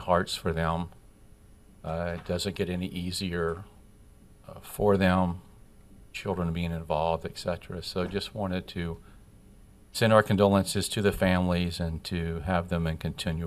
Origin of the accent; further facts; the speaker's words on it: Pompano Beach, Florida, United States; my hometown of Pompano Beach